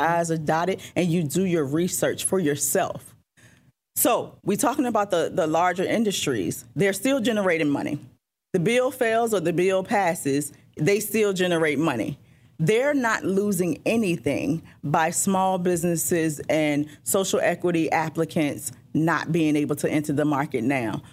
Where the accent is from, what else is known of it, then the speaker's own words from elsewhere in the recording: Richmond, Virginia, United States; Richmond is where I'm born and raised